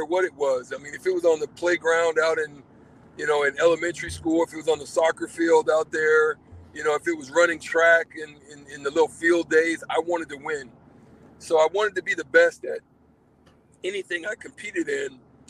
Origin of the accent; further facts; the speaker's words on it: Nebraska, United States; also born or lived in Opelika; Well, to preface it, yes, I was born in Opelika, but my dad was a military officer, so I did live in a few other places before I ended up in Nebraska.